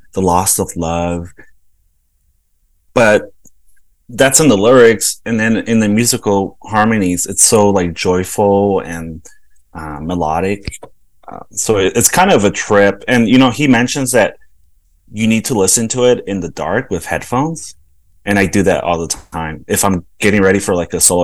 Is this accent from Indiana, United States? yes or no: no; Los Angeles, California, United States; moved away as an adult; also born or lived in El Salvador / New York City / San Francisco; now in Kansas City, United States; I grew up in South Central